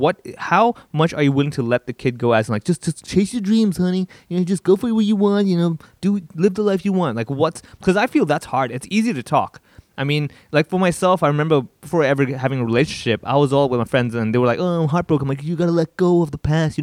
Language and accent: English; Hong Kong; I grew up here in Hong Kong